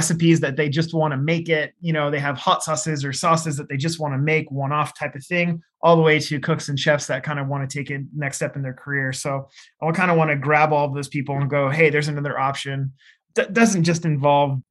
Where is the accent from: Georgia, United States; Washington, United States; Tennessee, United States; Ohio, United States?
Washington, United States; Seattle; I grew up in Seattle